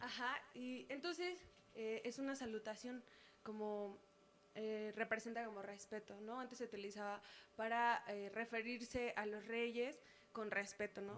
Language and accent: Spanish; San Antonio la Isla, State of Mexico, Mexico; San Antonio, la isla, Estado de México